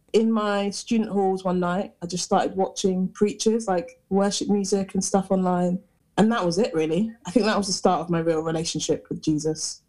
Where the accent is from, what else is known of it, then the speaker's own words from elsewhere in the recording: Hertfordshire, East of England, United Kingdom; moved away as an adult; now in Nottingham, United Kingdom; I'm from Hertfordshire originally, which is like near London